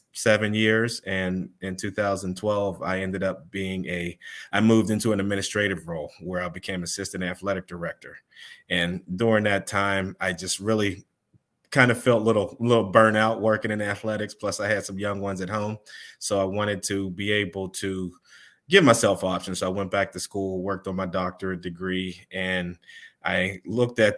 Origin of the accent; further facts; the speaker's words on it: Pittsburgh, Pennsylvania, United States; I am born and raised in Pittsburgh, Pennsylvania